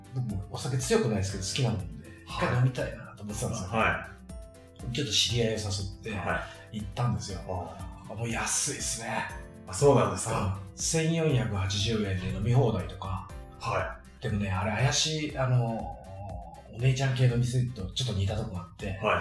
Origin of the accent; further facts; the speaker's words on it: Shizuoka, Japan; 僕、地元静岡の